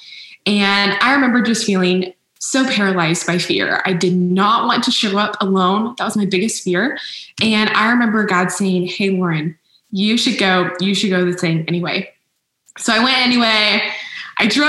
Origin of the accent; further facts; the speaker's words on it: Arlington, Texas, United States; also born or lived in Waco, Texas; I grew up in Arlington, Texas, and then I moved to Waco a few years ago for college at Baylor